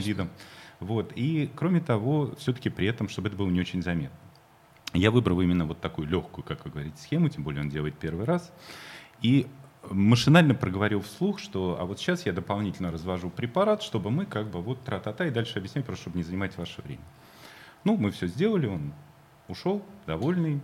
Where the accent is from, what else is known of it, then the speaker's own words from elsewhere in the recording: Moscow, Russia; я тоже москвич